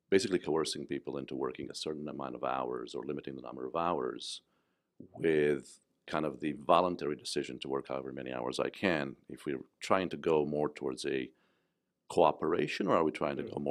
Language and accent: English; Romania; English is a second language; I was born and raised in Eastern Europe in under under Ceausescu